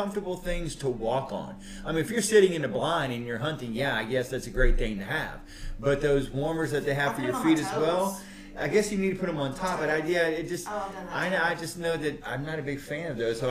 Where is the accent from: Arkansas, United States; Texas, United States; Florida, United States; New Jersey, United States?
Texas, United States; I'm a Texan